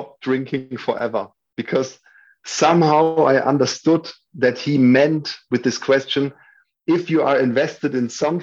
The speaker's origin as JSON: {"language": "English", "town": "Würzburg", "region": "Bavaria", "country": "Germany", "tie": "born or raised there", "also_born_or_lived": "Berlin", "moved": "as an adult", "said": "my hometown. Würzburg is a small town in the south of Germany."}